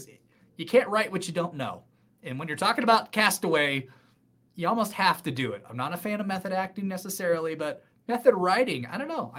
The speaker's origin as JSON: {"language": "English", "town": "Hawthorne", "region": "California", "country": "United States", "tie": "born or raised there", "said": "So I talked about growing up in Hawthorne for the …. Basically Hawthorne is just inland from Manhattan Beach, Redondo Beach."}